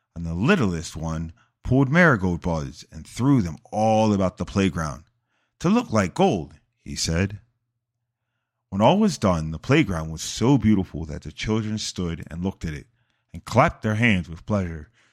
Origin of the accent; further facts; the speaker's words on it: United States; my home country